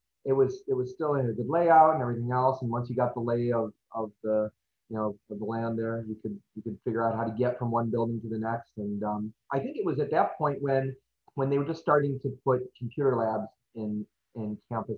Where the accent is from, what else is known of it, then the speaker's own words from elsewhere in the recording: Hoffman Estates, Illinois, United States; I grew up in Hoffman Estates, and I went to Harper in 1996 and 97